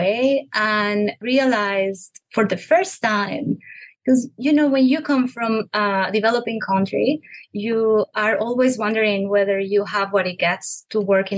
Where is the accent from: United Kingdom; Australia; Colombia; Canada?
Colombia; English is a second language; moved away as an adult; also born or lived in Bogota, Colombia; now in Nashville, United States; I am originally from Colombia, where actually I got my Bachelor of Science in Bogota from the Universidad de los Andes